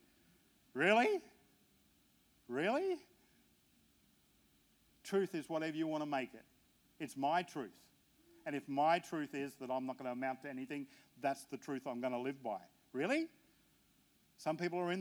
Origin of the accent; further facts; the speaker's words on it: Australia; I'm an Aussie.